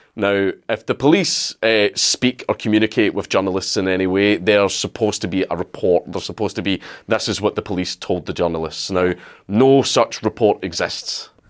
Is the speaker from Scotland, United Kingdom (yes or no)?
yes; Scotland, United Kingdom; I'm Scottish